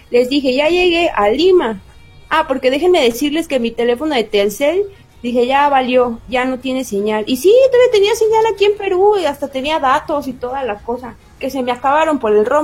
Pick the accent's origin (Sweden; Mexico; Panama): Mexico; disculpe, que yo soy de México